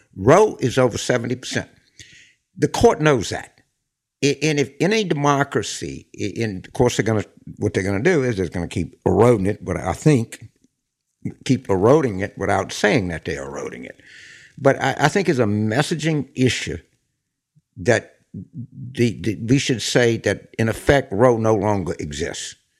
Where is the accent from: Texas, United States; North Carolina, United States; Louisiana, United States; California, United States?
Louisiana, United States; New Orleans; I'm from New Orleans